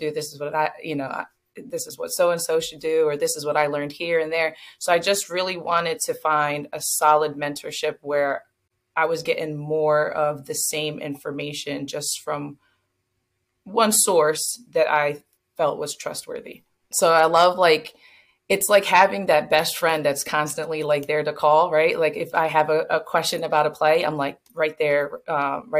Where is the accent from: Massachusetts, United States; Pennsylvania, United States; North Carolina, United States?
Pennsylvania, United States; North Wales; from North Wales, Pennsylvania, just a small town outside of um, Philadelphia, about 30 minutes outside of Philadelphia.